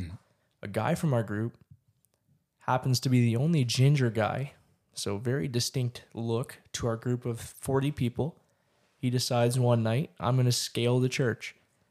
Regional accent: San Juan del Obispo, Sacatepéquez, Guatemala; San Juan del Obispo. That's where I lived, man. Mm-hmm. It's my hometown.

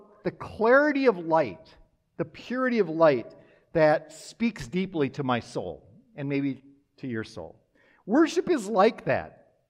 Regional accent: Minnesota, United States; also born or lived in Wisconsin; I grew up in Minnesota, Wisconsin, but have lived in the Midwest most of my life.

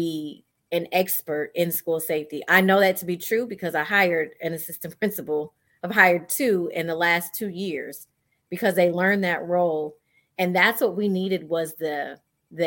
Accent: Iowa, United States; moved away as an adult; now in Houston, United States; I'm originally from Iowa, so I'm not even from Houston

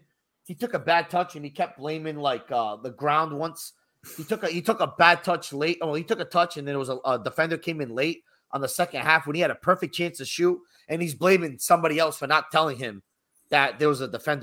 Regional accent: United States; we are American, first and foremost, right? We were born in America.

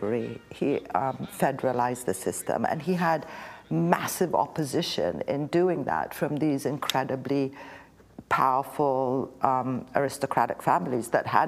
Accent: Ethiopia; now in New York, United States; My heart, I'm an Ethiopian.

